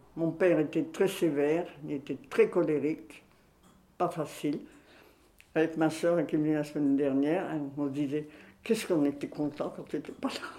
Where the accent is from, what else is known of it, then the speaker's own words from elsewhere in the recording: Tourcoing, Hauts-de-France, France; also born or lived in Belgium; now in Grenoble, France; je suis née à Tourcoing. Oui, à Tourcoing, en 1932.